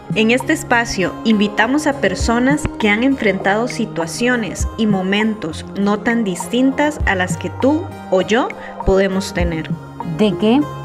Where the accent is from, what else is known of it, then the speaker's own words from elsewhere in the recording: Costa Rica; soy de Costa Rica